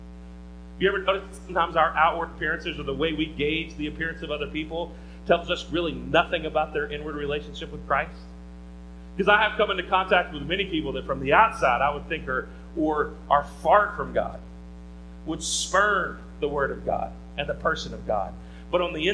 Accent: the Bible Belt, United States; grew up in the Bible Belt like I did

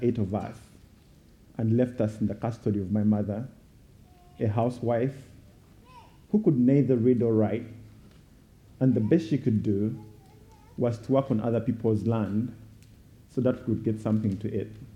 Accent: Uganda; I was born and raised in Uganda

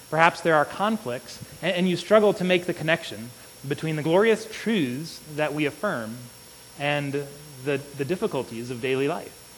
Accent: Illinois, United States; I grew up in Illinois

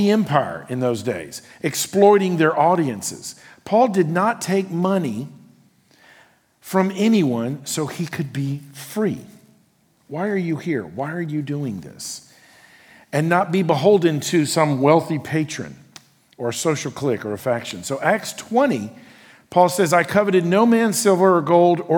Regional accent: United States; who I am as an American

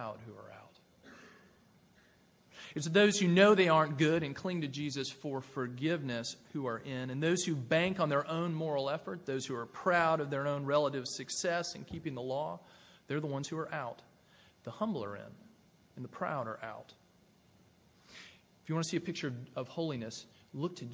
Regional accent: Tennessee near Nashville, United States; I grew up in Tennessee near Nashville

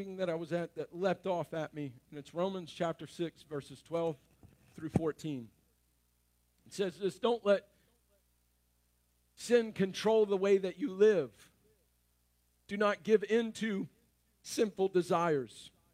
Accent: North Louisiana, United States; I'm from North Louisiana, so I am a redneck

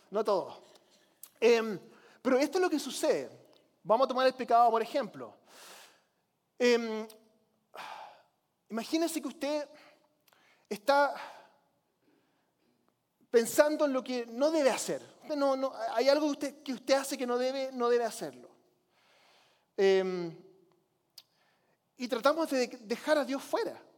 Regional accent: Chile; Yo nunca fui católico, pero crecí como misionero en Chile.

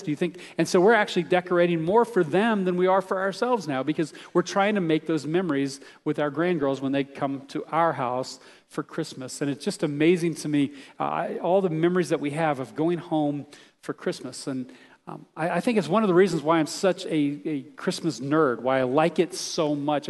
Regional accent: Texas, United States; I grew up in Texas

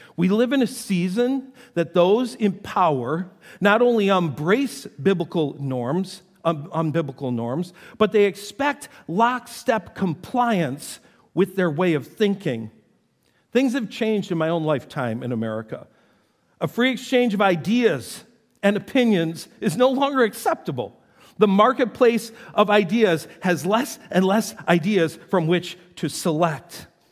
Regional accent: North Tonawanda, New York, United States; I grew up in North Tonawanda, New York, and it was right on the Niagara River

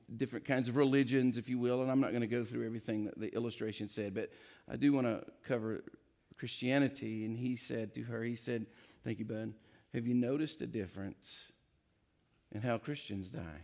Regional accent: East Tennessee, United States; I'm from East Tennessee, got a little south in me

